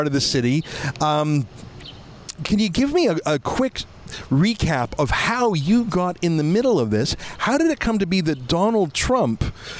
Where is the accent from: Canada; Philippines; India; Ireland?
Canada; Well, I'm from Canada.